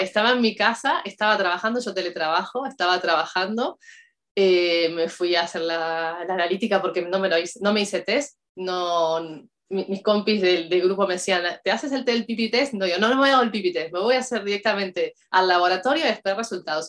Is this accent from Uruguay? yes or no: yes; Uruguay; moved away as an adult; now in Spain; soy de Uruguay, vivo en España hace 12 años